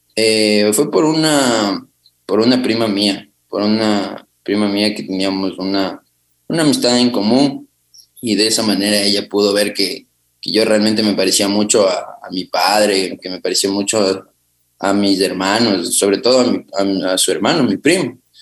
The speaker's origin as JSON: {"language": "Spanish", "town": "Quito", "region": "Pichincha", "country": "Ecuador", "tie": "born or raised there", "said": "yo nací en Quito, en la ciudad de Quito, en el sector de Cotocoyao. Eh, viví con mis abuelos y con mi madre"}